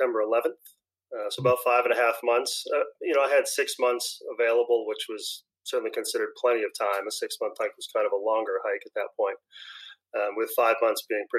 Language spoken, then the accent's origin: English; New Hampshire, United States; I'm born and raised in New Hampshire, still live here